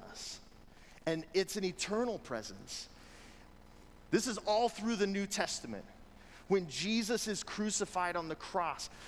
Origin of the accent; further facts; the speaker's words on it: United States; we as Americans, as people who've been raised in the United States of America